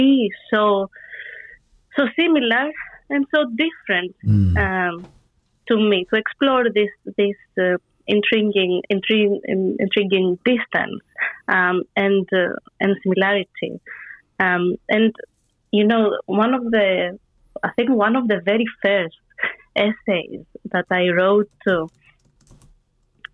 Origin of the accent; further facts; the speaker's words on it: Athens, Attica, Greece; I'm Greek, so I'm a neighbor. I come from Athens. I grew up in a very Greek or rather Greek household